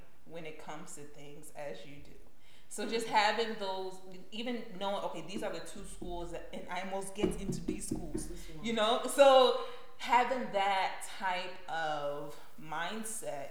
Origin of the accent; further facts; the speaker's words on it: United States; born and raised in the States